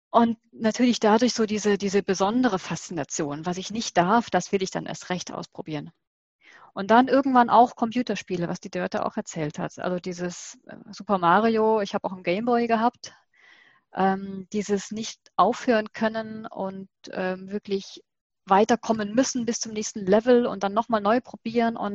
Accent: Southern Germany, Germany; Ich bin aus Süddeutschland, das heißt, wir hatten dann die zwei Deutschen und dann hatten wir Schweizer und österreichisch Fernsehen.

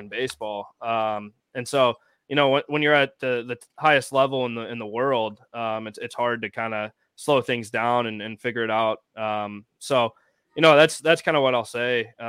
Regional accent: St. Louis, Missouri, United States; Growing up in St. Louis

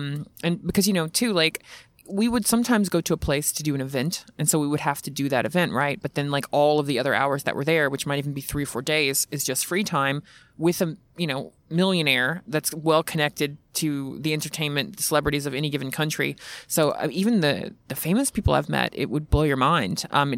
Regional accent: Mississippi, United States; accent: Southern; I always get comments whenever I do anything public about saying I'm from Mississippi, and everyone's like, you don't sound like you're from Mississippi. I just wanted to say that I used to have an extremely thick Southern accent.

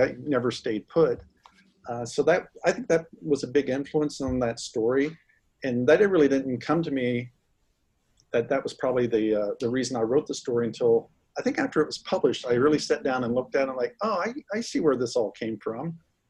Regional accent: the South, United States; Well, I grew up in the South when the whole fabric industry was changing. So we moved around quite a bit.

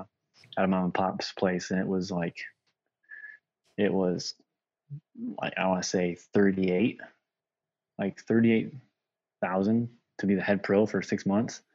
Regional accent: Michigan, United States; also born or lived in Naples, Florida; now in Indianapolis, United States; I'm from the Midwest. Michigan.

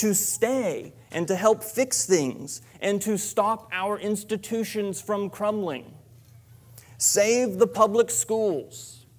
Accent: United States

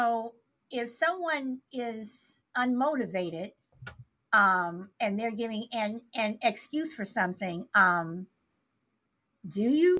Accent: Midwest, United States; moved away; also born or lived in Southern California; even though I lived in Southern California, I grew up in the Midwest

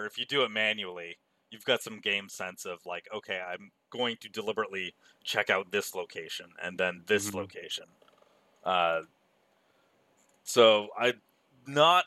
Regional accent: United States; I'm an American

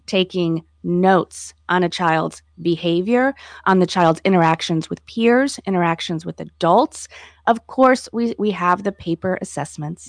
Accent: Florida, United States; moved away as an adult; I was happy to come back to my home state

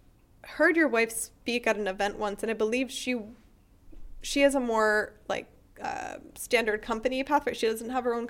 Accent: Pennsylvania, United States; now in Freiburg, Germany; I feel like that's the kind of thing, as an American, it never gets old. You know, and I grew up in Pennsylvania

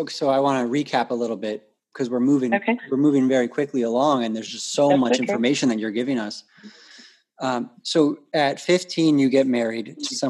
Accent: Florida, United States; We got three Floridians on the phone.

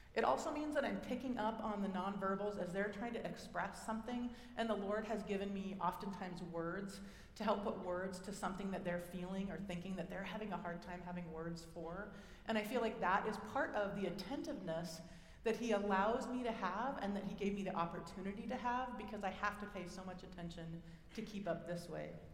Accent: Oregon, United States; accent: Oregonian; my Oregonian, that's where I'm from, than my Oregonian accent

